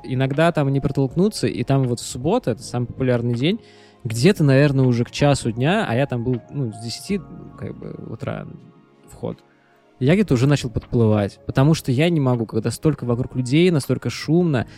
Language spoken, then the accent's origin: Russian; Saint Petersburg, Russia; мы оба родились, э, в Санкт-Петербурге